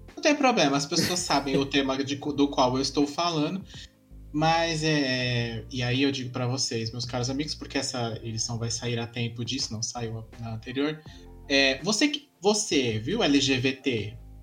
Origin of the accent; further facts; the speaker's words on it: Brazil; A gente é brasileira